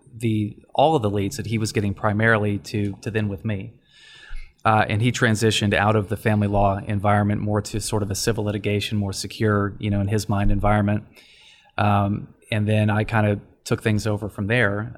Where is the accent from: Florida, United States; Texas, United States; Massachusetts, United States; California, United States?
Texas, United States; Dallas; moved away as an adult; also born or lived in Washington, D.C.; born and raised in Dallas